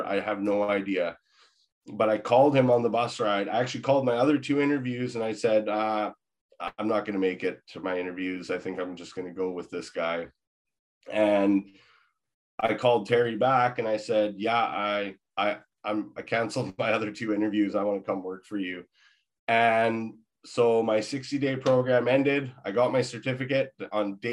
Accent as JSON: {"language": "English", "town": "Victoria", "region": "British Columbia", "country": "Canada", "also_born_or_lived": "Maple Ridge", "moved": "yes", "said": "I'm originally from Victoria"}